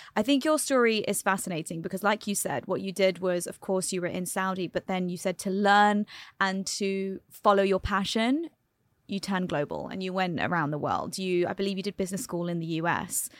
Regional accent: London, United Kingdom; now in United Arab Emirates; Born and raised in London, Indian heritage

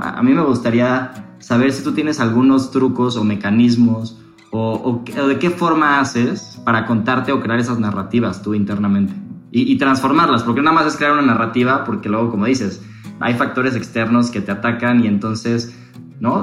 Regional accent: Mexico; como mexicanos

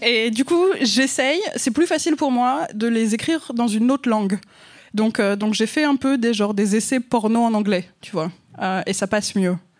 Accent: France; accent: French; mon accent français

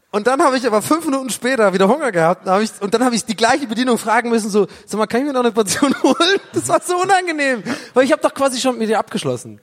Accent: Tübingen, Baden-Württemberg, Germany; moved away as an adult; now in Berlin, Germany; als ich in Tübingen aufgewachsen bin

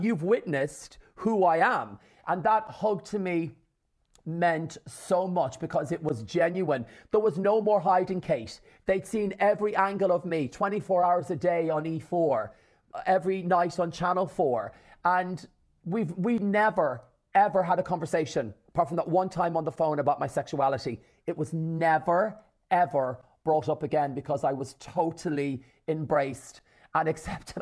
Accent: Ireland; born or raised there

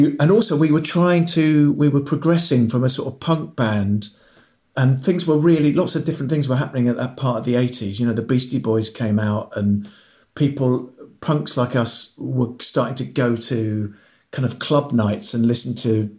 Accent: Farnham, South East England, United Kingdom; also born or lived in Aldershot; we were living in Farnham at the time, Farnham in Surrey. I was born in Aldershot, down the M3

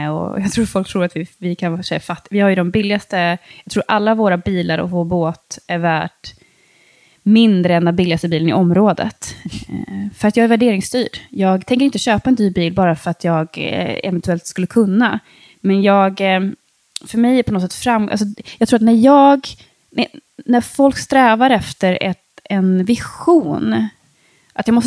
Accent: Sweden; alltså jag är liksom uppvuxen i Sverige, jag är så otroligt privilegierad.

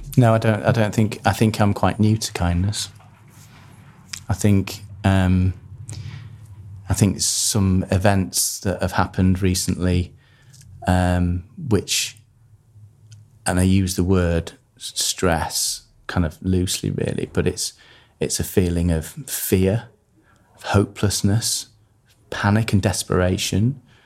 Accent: Harrogate, Yorkshire and the Humber, United Kingdom; born or raised there; also born or lived in Manchester

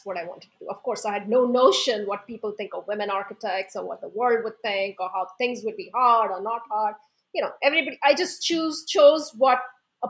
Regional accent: Mumbai, Maharashtra, India; moved away as an adult; now in New York, United States; I grew up in Mumbai

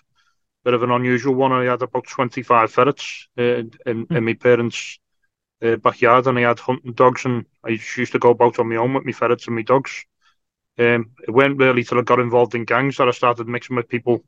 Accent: Liverpool, North West England, United Kingdom; I grew up in North Liverpool.

